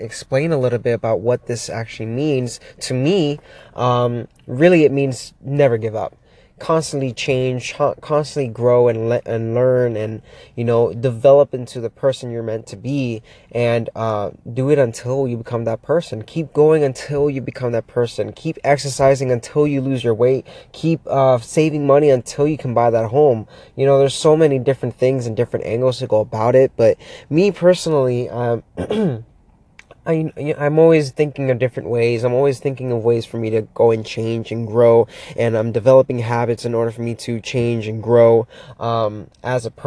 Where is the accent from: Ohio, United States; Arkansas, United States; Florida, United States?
Florida, United States; Miami; moved away as an adult; now in Pittsburgh, United States; Just moved here not that long ago, about 7 months ago from Florida, born and raised in Miami